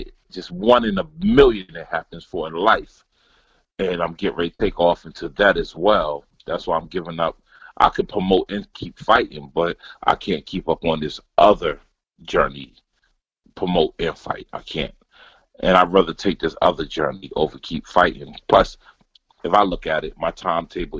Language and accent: English; Asbury Park, New Jersey, United States; moved away as an adult; now in Germany; my hometown, Asbury Park